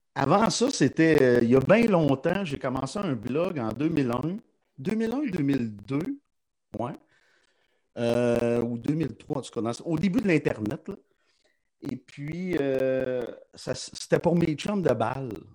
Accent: Lachute, Quebec, Canada; je suis né à la chute dans un quartier qui s'appelle le Petit Canada

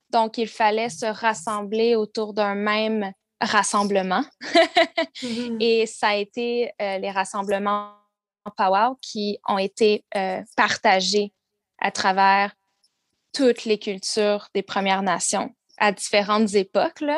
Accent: South Shore of Montreal, Quebec, Canada; also born or lived in Vancouver; j'ai grandi euh, sur la rive sud de Montréal

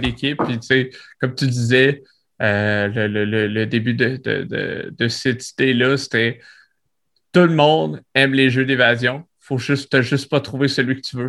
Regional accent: Quebec City, Quebec, Canada; je suis de Québec

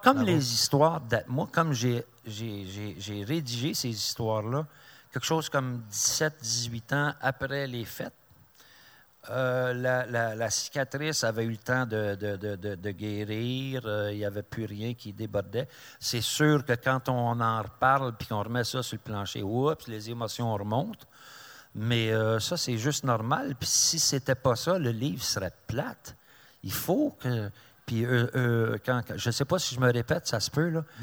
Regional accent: Mirabel, Quebec, Canada; je suis de Mirabel

